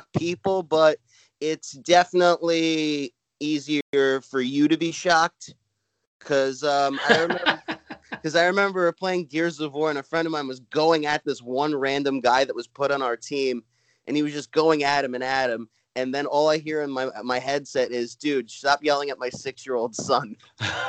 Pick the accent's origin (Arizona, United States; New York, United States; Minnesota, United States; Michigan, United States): New York, United States; New York City; accent: Brooklyn; old school New York; my Brooklyn accent come out, like my old school New York accent